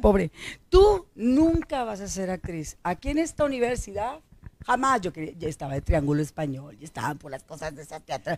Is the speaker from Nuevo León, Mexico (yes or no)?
yes; Monterrey, Nuevo León, Mexico; Nací en Monterrey, Nuevo León, ser regiomontana, totalmente regiomontana, 100%